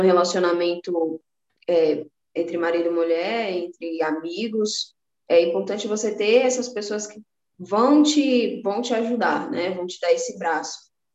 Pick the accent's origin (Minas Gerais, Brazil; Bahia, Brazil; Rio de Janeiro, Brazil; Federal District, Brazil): Bahia, Brazil; Salvador; now in São Paulo, Brazil; Nasci no Nordeste, sou de Salvador, Bahia. Hoje eu moro em São Paulo